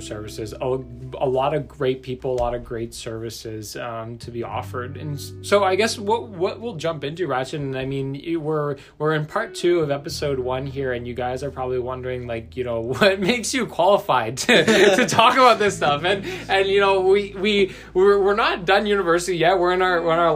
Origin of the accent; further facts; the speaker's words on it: Brantford, Ontario, Canada; moved away; back in my hometown of Brantford, Ontario